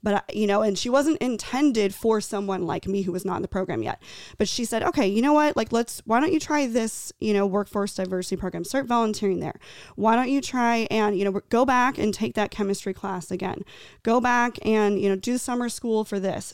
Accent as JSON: {"language": "English", "town": "Tucson", "region": "Arizona", "country": "United States", "tie": "born or raised there", "said": "I grew up in Tucson."}